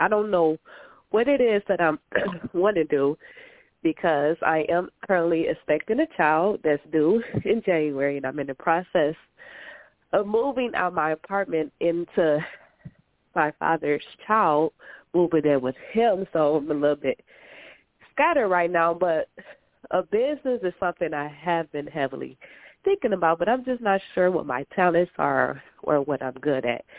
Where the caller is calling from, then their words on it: Michigan, United States; I'm calling from Michigan.